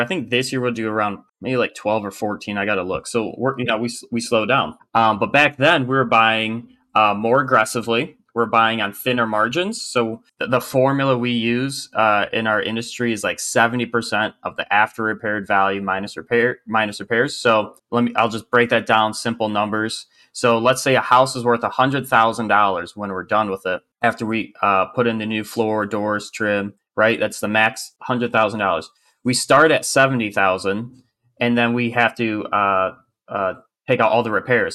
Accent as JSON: {"language": "English", "region": "Michigan", "country": "United States", "tie": "born or raised there", "moved": "as an adult", "lives_now": "South Carolina, United States"}